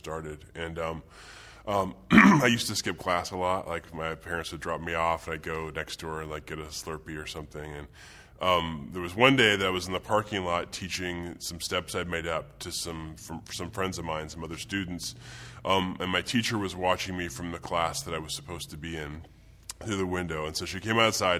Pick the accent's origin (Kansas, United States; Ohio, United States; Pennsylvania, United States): Kansas, United States; Wichita; moved away; I'm from Wichita, Kansas